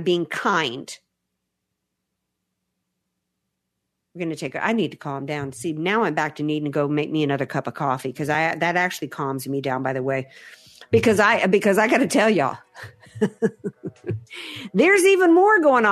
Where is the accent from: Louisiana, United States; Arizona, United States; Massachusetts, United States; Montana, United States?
Louisiana, United States; New Orleans; I'm from New Orleans